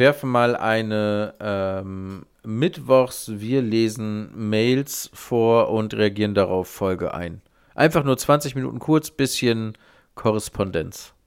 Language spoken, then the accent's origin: German; Germany; ich als Deutscher